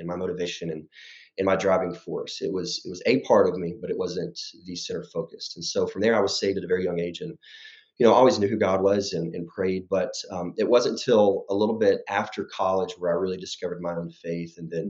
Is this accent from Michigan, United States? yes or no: no; Lorena, Texas, United States; now in Dallas, United States; I grew up in a small town in Texas outside of Waco. And it's called Lorena, Texas